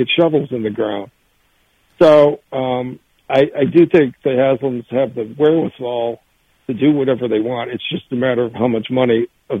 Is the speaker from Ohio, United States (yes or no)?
yes; Cleveland, Ohio, United States; I'm a native Clevelander.